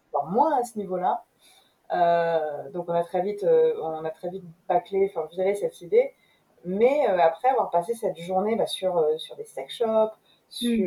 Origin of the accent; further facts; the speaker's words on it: Rouen, Normandy, France; also born or lived in London; now in Paris, France; je suis française, je suis née à Rouen.